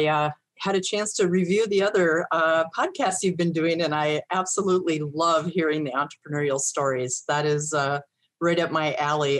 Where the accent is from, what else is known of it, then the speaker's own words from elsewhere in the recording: North Dakota, United States; born there; But prior to that, I was born in North Dakota, went to college.